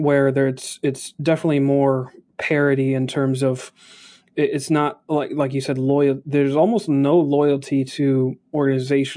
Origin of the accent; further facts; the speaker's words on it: South Carolina, United States; moved away; also born or lived in Florida; So I grew up in South Carolina. I moved to Florida, and that was in 2013